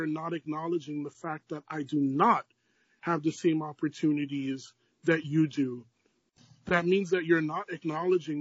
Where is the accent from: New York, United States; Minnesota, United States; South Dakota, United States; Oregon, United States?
New York, United States; New York City; Born and raised in Brooklyn, New York